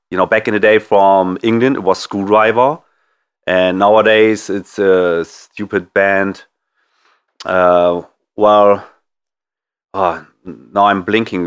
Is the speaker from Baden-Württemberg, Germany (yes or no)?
no; Bremen, Germany; Brehm, my hometown